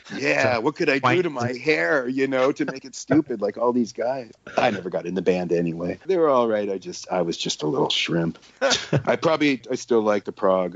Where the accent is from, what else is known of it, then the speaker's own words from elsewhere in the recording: Omaha, Nebraska, United States; where I grew up in Omaha, Nebraska